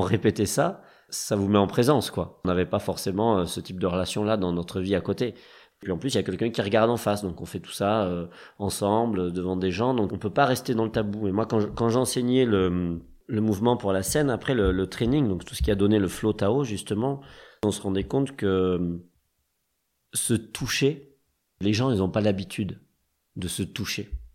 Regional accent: Toulouse, Occitania, France; moved away as an adult; also born or lived in Paris / Strasbourg; je viens de Toulouse, qui est une ville de cirque. Euh, et que là-bas, euh, au lycée aussi, bah, on avait un club cirque en fait.

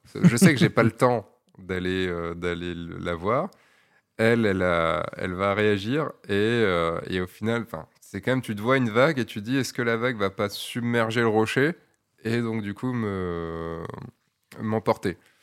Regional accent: Brittany, France; je suis breton

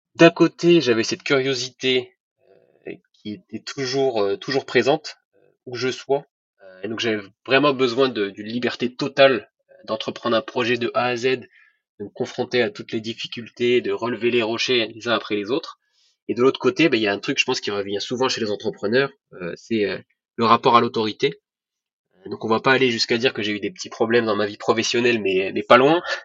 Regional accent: Rabat, Rabat-Salé-Kénitra, Morocco; moved away as an adult; also born or lived in France; je suis né en France, mais j'ai grandi au, Maroc. donc, mes parents faisaient leurs études en France et ensuite on est tous rentrés au Maroc. Donc, j'y ai fait toute ma scolarité à Rabat

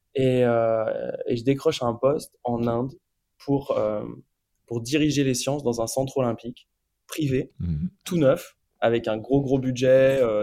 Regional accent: France; also born or lived in India; on est des Français, parce qu'on est trois Français quand même

